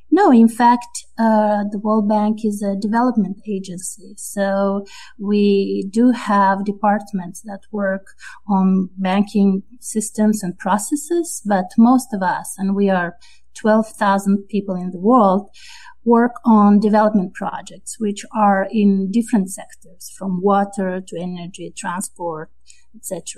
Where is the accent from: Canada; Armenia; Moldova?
Moldova; also born or lived in France; now in United States; I'm originally from Moldova, which is uh, a small and uh, low income country in the Eastern Europe. And then I moved to France